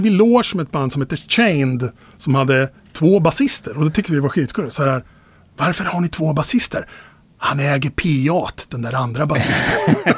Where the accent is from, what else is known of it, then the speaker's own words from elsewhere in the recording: Finspång, Östergötland, Sweden; i Finspång när jag växte upp